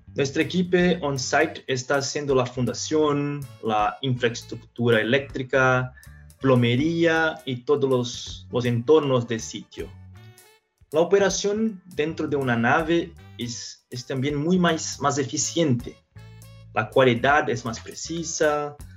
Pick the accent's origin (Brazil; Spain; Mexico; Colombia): Brazil; São Paulo; Spanish is a second language; also born or lived in Minnesota; empecé a estudiar ingeniería civil en Mackenzie, en São Paulo, donde yo nací